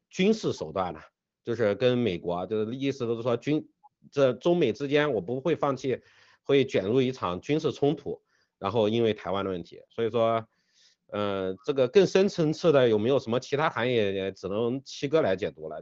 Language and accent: Chinese; China; 我们中国人